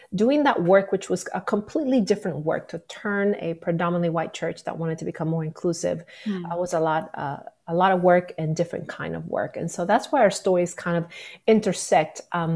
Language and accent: English; Nicaragua; moved away as an adult; also born or lived in Little Rock, Arkansas; now in United States; I am originally from Nicaragua. That's where I grew up. But I came to the U.S. For college